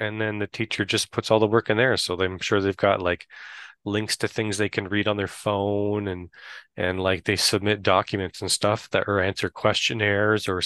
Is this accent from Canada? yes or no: yes; Canada; also born or lived in Ottawa; I'm from Canada